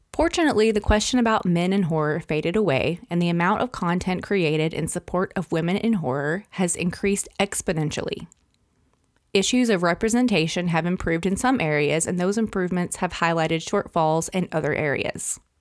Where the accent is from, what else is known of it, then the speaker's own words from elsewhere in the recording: Arkansas, United States; Arkansas, which is my home state